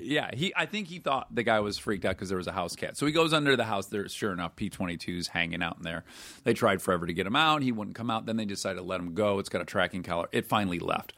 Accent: Detroit, Michigan, United States; I'm from Detroit where it is gray eight months of the year

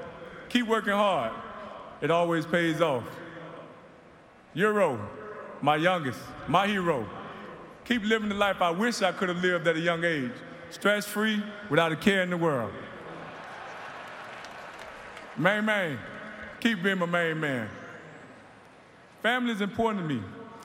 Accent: Immokalee, Florida, United States; moved away as an adult; also born or lived in Miami, Florida / Indianapolis, Indiana / Arizona; For me, it all started in Immokalee, Florida. I learned the virtues of hard work growing up in Immokalee.

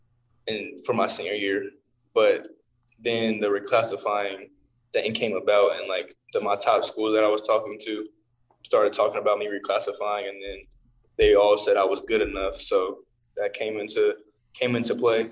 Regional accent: Evansville, Indiana, United States; we're both from Evansville

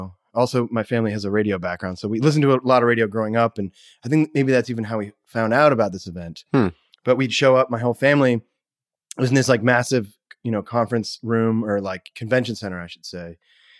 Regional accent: Kennebunk, Maine, United States; also born or lived in Brunswick, Maine / New Hampshire; Where I was born in Brunswick, Maine, and then my parents moved to New Hampshire. And then we moved a couple places there and then back to Maine in the Kennebunk area.

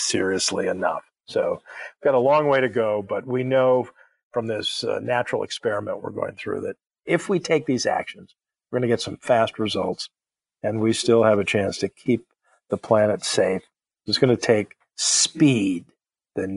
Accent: Los Angeles, California, United States; I grew up in Los Angeles. I remember days when we couldn't go out for recess because we had smog alerts.

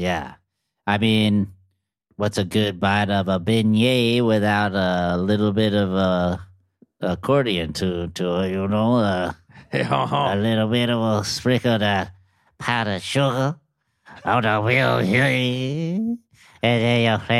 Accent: Santa Cruz, California, United States; I'm kind of into Fish, Grateful Dead, a lot like jam band stuff. What with growing up in Santa Cruz

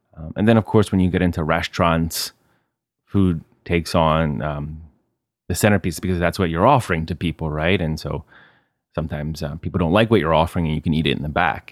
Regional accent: United States; moved away as an adult; now in Italy; I'm from America, but I live here

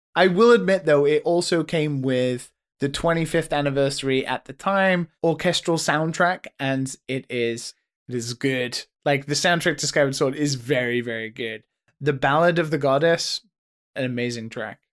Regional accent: United Kingdom; as a British person

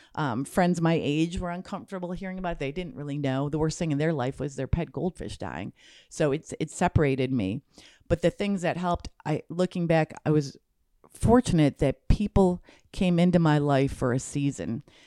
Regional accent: Michigan, United States; I grew up in Michigan

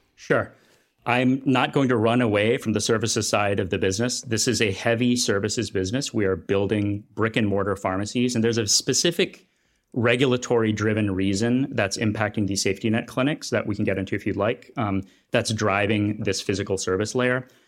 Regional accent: United States; also born or lived in Kenya; in my home country

